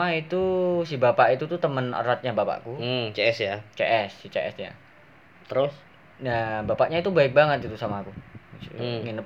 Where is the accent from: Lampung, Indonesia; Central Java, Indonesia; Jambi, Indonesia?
Lampung, Indonesia; asal dari Lampung, umur 18 tahun, hobi ngebacot.